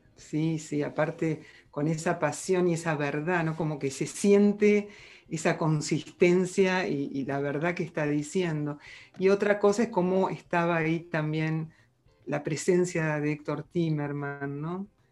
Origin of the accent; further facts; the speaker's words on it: Argentina; uno como argentino